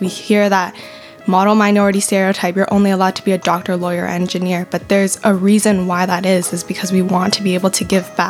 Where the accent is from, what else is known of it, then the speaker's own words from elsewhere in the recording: Mississauga, Ontario, Canada; I grew up in the GTA, so I'm from Mississauga, so I was lucky enough to grow up in a very diverse neighborhood.